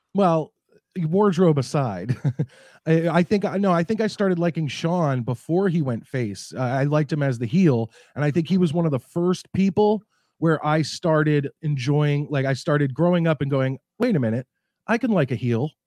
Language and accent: English; New Jersey, United States; moved away as an adult; also born or lived in Philadelphia; now in Connecticut, United States; I am, uh, Marks County, New Jersey. That's where I grew up, right outside of New York City